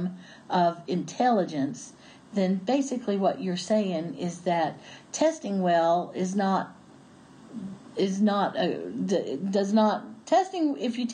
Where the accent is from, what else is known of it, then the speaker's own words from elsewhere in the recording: Appalachia, United States; I really am that Appalachian girl